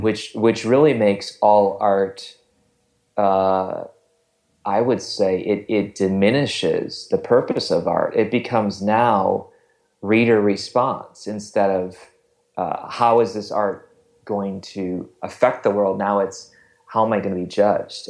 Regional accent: Wisconsin, United States; now in Ohio, United States; I am not from Ohio, I'm from Wisconsin

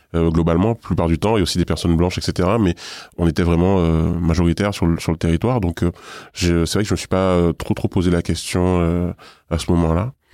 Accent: Guadeloupe; moved away as an adult; now in Paris, France; Je suis guadeloupéen. Je suis à Paris depuis 2008. J'ai grandi et vécu en Guadeloupe pendant toute ma jeunesse.

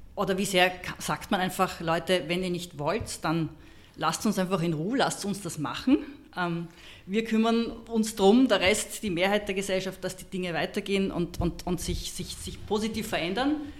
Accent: Austria; als Österreicherin

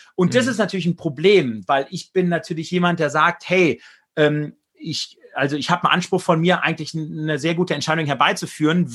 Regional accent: Germany; als Deutscher, als Europäer

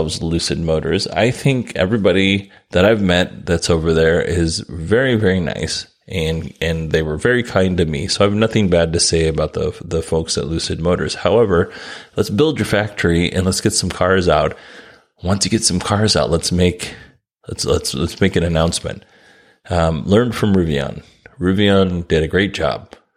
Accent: Alaska, United States; I grew up in Alaska

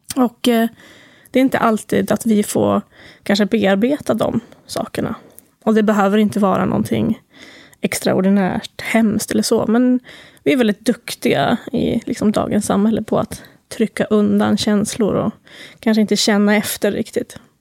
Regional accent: Timrå, Västernorrland County, Sweden; moved away as an adult; jag kommer från Timrå egentligen

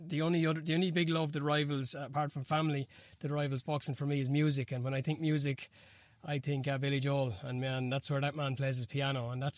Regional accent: Ireland; excuse my ignorance as an Irishman

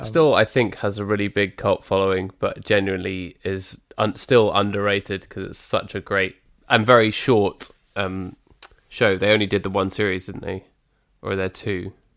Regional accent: United Kingdom; proud to be British.

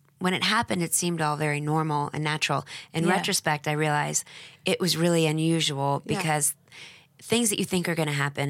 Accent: Dallas, Texas, United States; moved away; also born or lived in New York; I'm from Dallas.

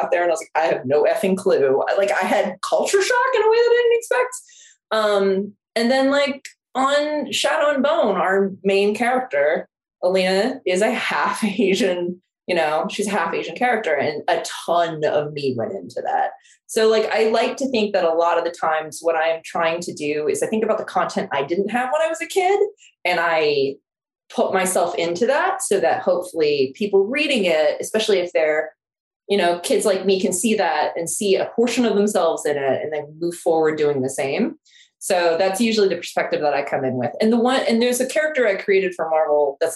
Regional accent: Seoul, South Korea; moved away as an adult; now in United States; I was born and raised in Seoul, South Korea. I uh, my mom's Korean. I lived there till I was 18 and then I moved to the US.

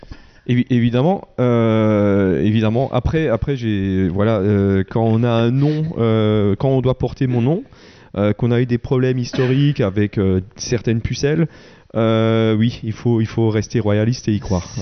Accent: Wettolsheim, Grand Est, France; je suis de Veto

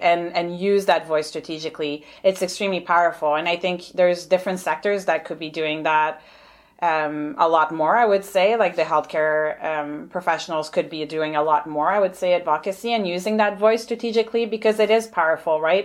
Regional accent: Montreal, Quebec, Canada; moved away as an adult; also born or lived in Ottawa; now in Victoria, Canada; I'm originally from Montreal, so hence the accent and the francophone name.

